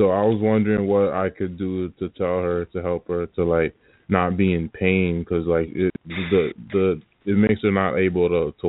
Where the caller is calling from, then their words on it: New Jersey, United States; calling from New Jersey.